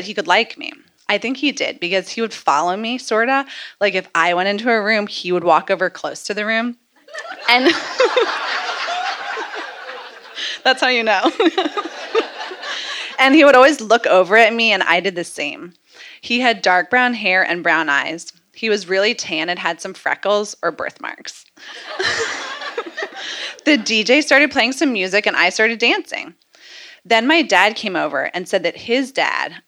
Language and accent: English; Bethesda, Maryland, United States; also born or lived in Baltimore; I live here in Baltimore, but I grew up in Bethesda.